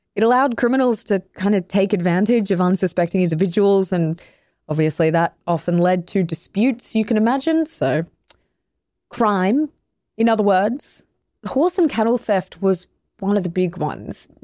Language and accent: English; Australia; I come from Australia, one of the other great stolen nations.